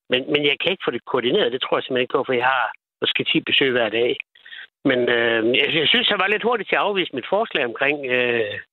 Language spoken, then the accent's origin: Danish; West Jutland, Denmark; Nu kommer jeg selv op fra Vestjylland